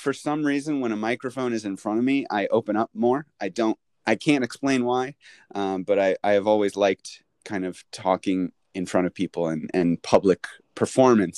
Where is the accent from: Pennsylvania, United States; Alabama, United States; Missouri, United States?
Missouri, United States; St. Louis; moved away as an adult; now in Japan; I'm from St. Louis, Missouri. And I grew up there